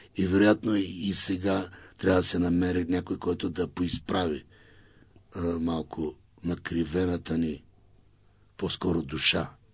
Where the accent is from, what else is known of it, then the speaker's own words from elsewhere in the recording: Elhovo, Yambol Province, Bulgaria; Аз съм от Южния и Източна България. Аз съм от Елхово.